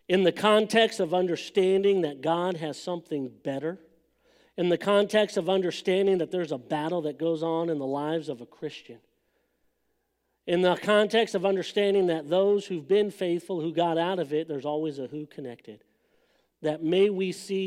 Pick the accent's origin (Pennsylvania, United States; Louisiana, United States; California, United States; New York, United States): California, United States; Los Angeles; moved away; I grew up in Southern California